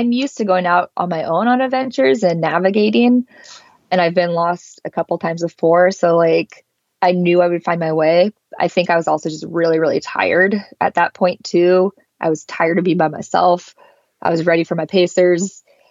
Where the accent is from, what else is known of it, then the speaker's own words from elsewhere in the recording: the Northwest, Pacific Northwest, United States; I'm from the Northwest, where I'm just used to pretty mild temperatures.